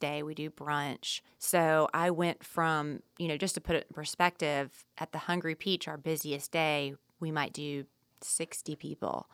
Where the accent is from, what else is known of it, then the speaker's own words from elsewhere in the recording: the South, United States; we grew up in the South